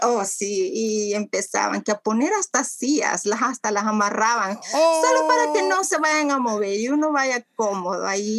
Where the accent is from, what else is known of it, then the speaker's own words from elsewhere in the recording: Ciudad Delgado, San Salvador, El Salvador; now in Canada; Yo nací en El Salvador